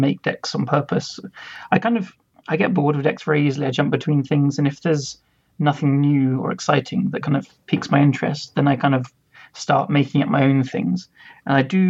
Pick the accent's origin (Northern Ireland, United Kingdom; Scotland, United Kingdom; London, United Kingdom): London, United Kingdom; I'm 29 from London, England